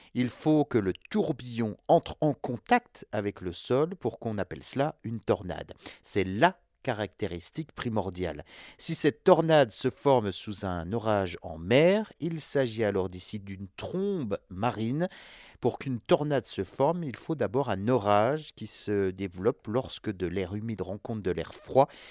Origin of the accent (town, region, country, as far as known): France